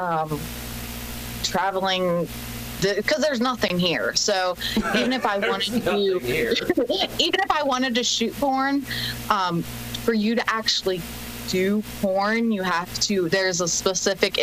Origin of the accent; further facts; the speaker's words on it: Maryland, United States; I'm from Maryland